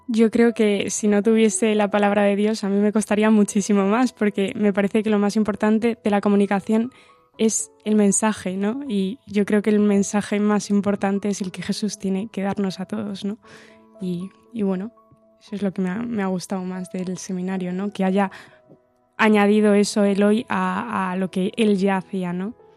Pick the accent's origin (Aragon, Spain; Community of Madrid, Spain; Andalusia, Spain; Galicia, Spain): Galicia, Spain; Santiago de Compostela; soy de aquí de Santiago de Compostela y soy ingeniera